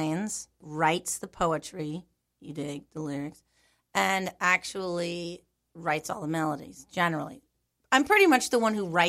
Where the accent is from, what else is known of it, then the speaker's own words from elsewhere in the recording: California, United States; moved away; also born or lived in New York City; I grew up in California.